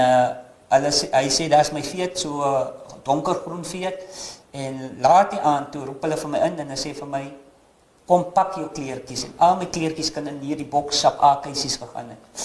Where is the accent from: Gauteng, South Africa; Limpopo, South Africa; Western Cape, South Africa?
Western Cape, South Africa; Paternoster; moved away; Ek is gebore in die kant van Paternoster, Weskus klong